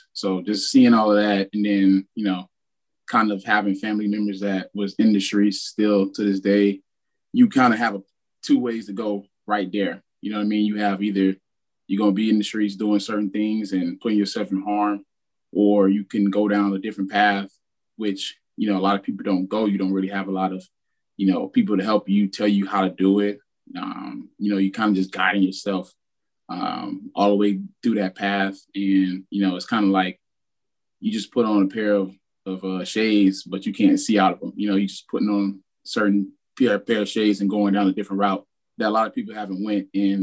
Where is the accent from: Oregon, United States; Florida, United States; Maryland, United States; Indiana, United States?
Florida, United States; Miami; I'm from Miami, Florida, and I call Liberty City hometown.